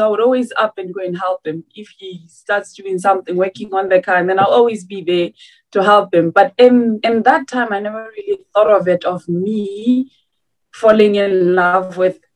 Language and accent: English; South Africa; I am from South Africa.